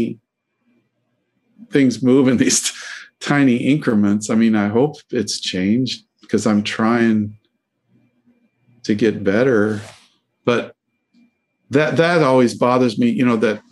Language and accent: English; Denver, Colorado, United States; I grew up in Denver